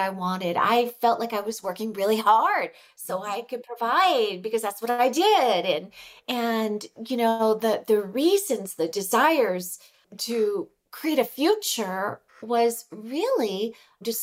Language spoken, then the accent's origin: English; California, United States; moved away as an adult; now in Mexico; I'm originally from California